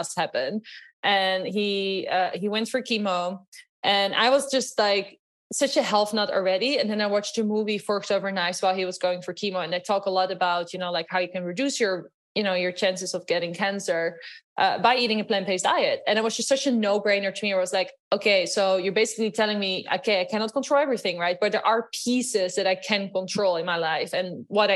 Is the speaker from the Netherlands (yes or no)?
yes; Netherlands; English is a second language; moved away; also born or lived in Los Angeles, United States / New York, United States; You might hear from my accent. I'm actually from Holland.